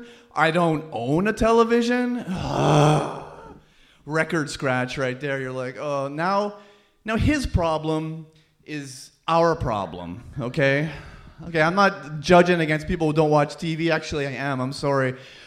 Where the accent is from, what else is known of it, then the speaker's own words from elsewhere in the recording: Burlington, Ontario, Canada; I am from Burlington, Ontario, just outside here.